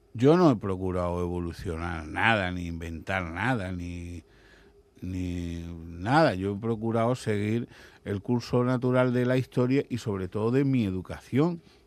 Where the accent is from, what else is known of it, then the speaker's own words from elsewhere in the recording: Andalusia, Spain; accent: Andalusian; se nos note el acento ultra andaluz